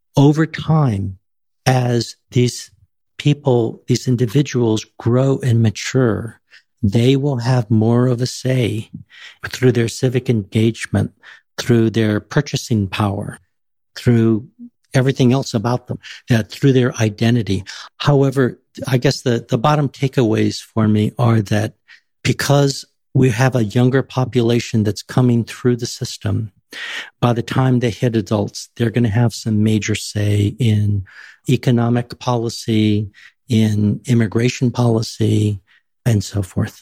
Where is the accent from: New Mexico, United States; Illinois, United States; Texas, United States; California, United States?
Texas, United States; San Antonio; I was born and raised in San Antonio, Texas, on the west side